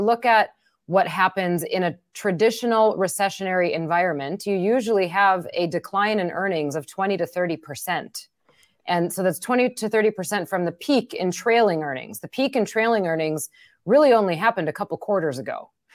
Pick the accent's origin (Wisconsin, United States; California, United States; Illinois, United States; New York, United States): Wisconsin, United States; accent: Wisconsin; my Wisconsin accent